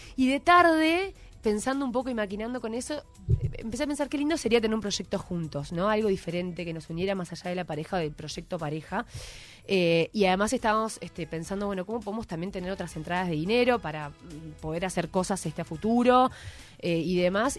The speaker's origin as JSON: {"language": "Spanish", "region": "Montevideo", "country": "Uruguay", "tie": "born or raised there", "also_born_or_lived": "Ciudad Vieja, Montevideo", "said": "viví toda mi vida en Malvin, o sea, nada que ver, toda la vida en un... Me crié en una cooperativa de viviendas"}